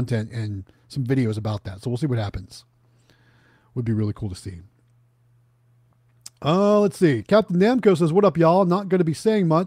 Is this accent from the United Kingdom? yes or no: no; Ohio, United States; moved away; Going back to my hometown